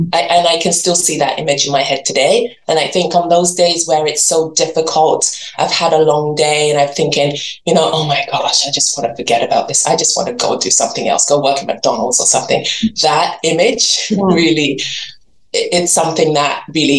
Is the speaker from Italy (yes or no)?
no; England, United Kingdom; moved away as an adult; also born or lived in Nigeria; now in Canada; So I was born in Nigeria, I grew up in England, and now live in Canada, and I've been here for 20 years